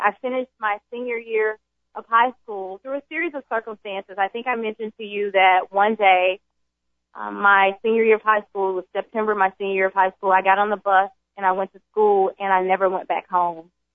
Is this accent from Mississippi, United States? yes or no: yes; Jackson, Mississippi, United States; I was born in Jackson, Mississippi.